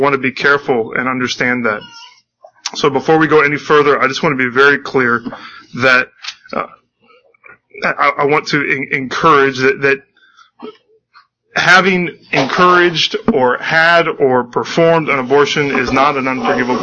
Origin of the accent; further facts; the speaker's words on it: United States; I am an American citizen